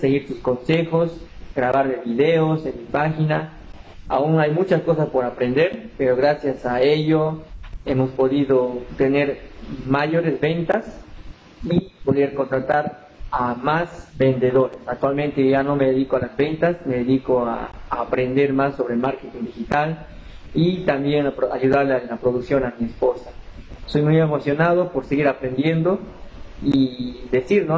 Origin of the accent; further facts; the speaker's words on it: Tarija, Bolivia; Soy de Bolivia, de la ciudad de Tarija